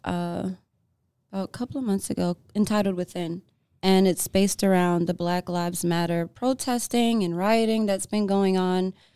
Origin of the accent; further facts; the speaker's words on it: New York, United States; moved away as an adult; now in Los Angeles, United States; I was born in L A. I was raised in New York.